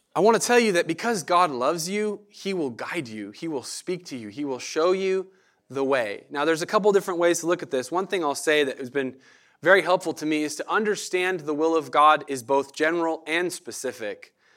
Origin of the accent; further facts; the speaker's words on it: Medford, Oregon, United States; moved away as an adult; now in Eugene, United States; I grew up in Medford, uh, grew up around the Rogue Valley down there in that area.